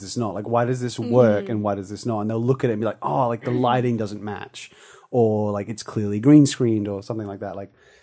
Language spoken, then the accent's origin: English; Darwin, Northern Territory, Australia; I grew up here